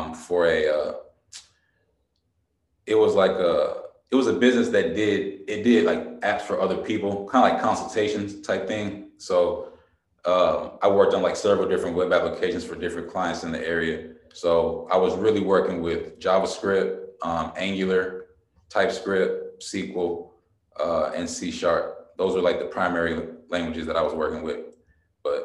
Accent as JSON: {"language": "English", "town": "Trotwood", "region": "Ohio", "country": "United States", "tie": "born or raised there", "also_born_or_lived": "Kentucky / Denver, Colorado / Los Angeles", "moved": "as an adult", "said": "I'm from Trotwood, Ohio, which is like a small suburb right outside of Dayton, Ohio"}